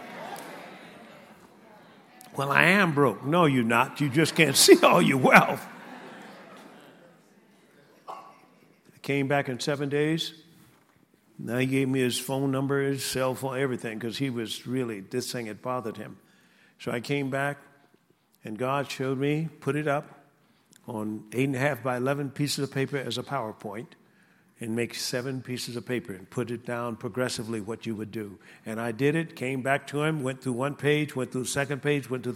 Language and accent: English; Tuskegee, Alabama, United States; moved away; I was brought up in Tuskegee, Alabama